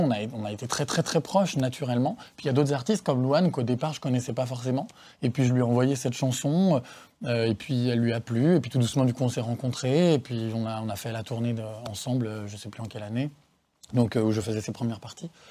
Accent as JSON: {"language": "French", "area": "Savoie", "region": "Auvergne-Rhône-Alpes", "country": "France", "also_born_or_lived": "Paris / Southern Italy", "moved": "as an adult", "said": "chez moi en Savoie"}